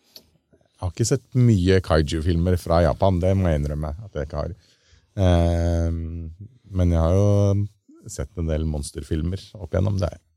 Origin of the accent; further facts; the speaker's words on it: Lørenskog, Akershus, Norway; han lille gutten som sto hjemme i eh, skauen eh, hjemme på Lørenskog og sprengte den der eh, lekebilen med kinaputter foran VHS-kamera